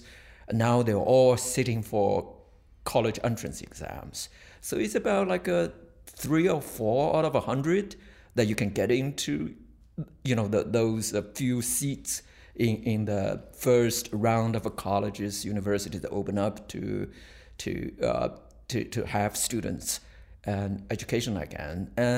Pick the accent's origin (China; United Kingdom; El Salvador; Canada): China; I was born 1957 in China.